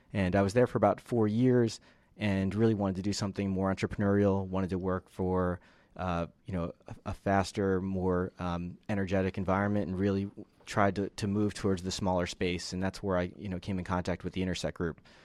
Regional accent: Northeast, United States; moved away as an adult; also born or lived in Philadelphia; now in Atlanta, United States; I'm originally from the Northeast.

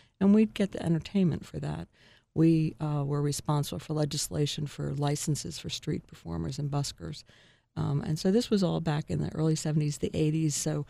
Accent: New York, United States; it reminded me so much of growing up in New York because of the snow

